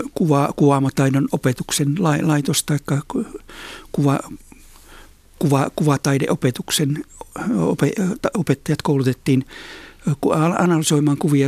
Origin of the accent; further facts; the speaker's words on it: Oulu, North Ostrobothnia, Finland; mä olen siis syntynyt ja kasvanut Oulussa, Oulun kaupungissa